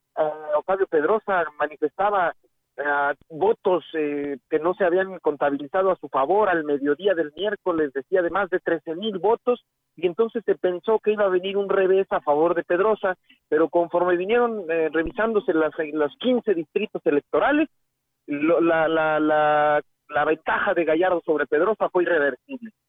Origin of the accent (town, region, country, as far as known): San Luis Potosí, Mexico